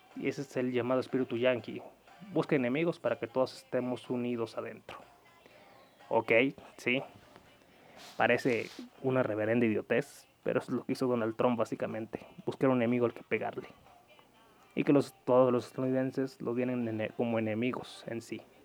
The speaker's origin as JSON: {"language": "Spanish", "country": "Mexico", "said": "soy mexicano y como tal sé todo lo que se vive en México día a día"}